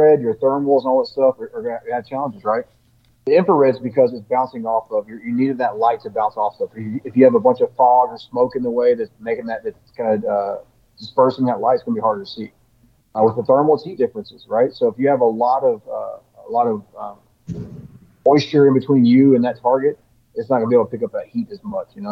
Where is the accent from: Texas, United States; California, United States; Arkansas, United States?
Texas, United States; born or raised there